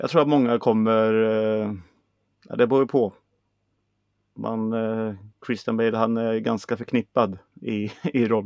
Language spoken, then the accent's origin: Swedish; Sweden; Men jag är en svensk psycho. Jag är ingen American psycho.